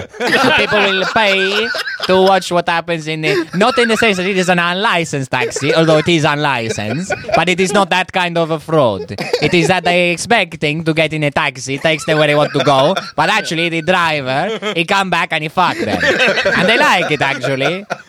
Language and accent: English; Australia; Don't assume that I'm heterosexual just because I'm Australian.